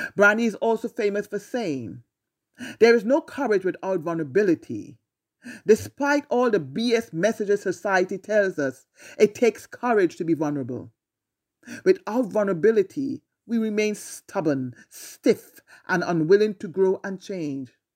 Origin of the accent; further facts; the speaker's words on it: Trinidad & Tobago; growing up in Trinidad